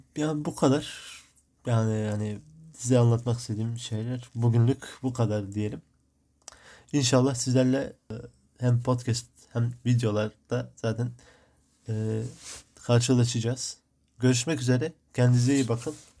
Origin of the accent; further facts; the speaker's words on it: Midyat, Mardin, Turkey; now in Marmaris, Turkey; Mardin Midyat, Mardin'in Midyat ilçesinde doğdum. Şu an Muğla'nın Marmaris ilçesinde, e, yaşıyorum.